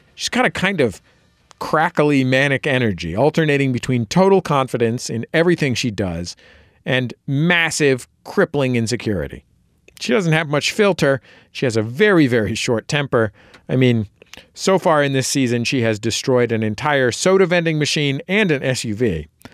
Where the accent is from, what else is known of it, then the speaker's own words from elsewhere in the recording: San Francisco, California, United States; I grew up in San Francisco where the priest in my church was gay